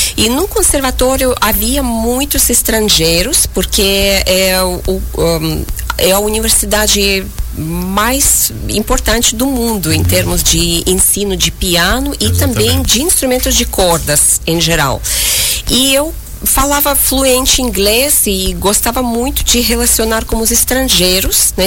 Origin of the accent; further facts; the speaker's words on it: Uzbekistan; moved away; eu nasci em 1979, uh, ah, perto de Tashkent, capital do Uzbequistão